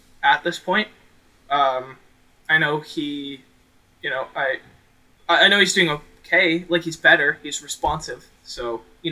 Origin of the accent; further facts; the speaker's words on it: Canada; we're all Canadian at heart, so, it was a bit difficult growing up, you know, being in a hockey surrounded school, chatting football